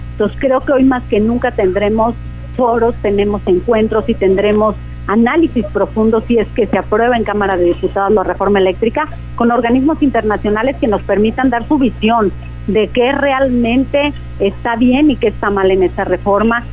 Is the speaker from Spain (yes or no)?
no; Mexico; nuestro país